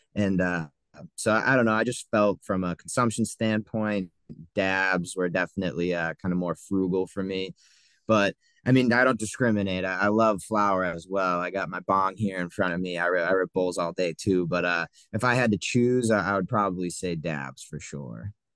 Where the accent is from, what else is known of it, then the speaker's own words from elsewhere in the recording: south of Boston, Massachusetts, United States; I grew up, uh, right south of Boston in Massachusetts.